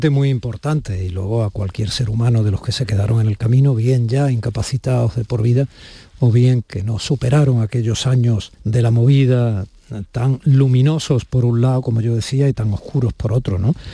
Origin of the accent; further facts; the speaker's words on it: Andalusia, Spain; yo estuve personalmente muchos años trabajando allí como periodista andaluz, como la novena capital de nuestra tierra